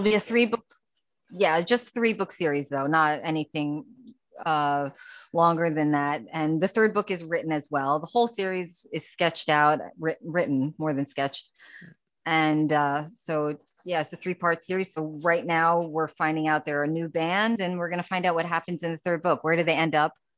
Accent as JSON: {"language": "English", "town": "New York City", "region": "New York", "country": "United States", "tie": "born or raised there", "also_born_or_lived": "Long Island, New York"}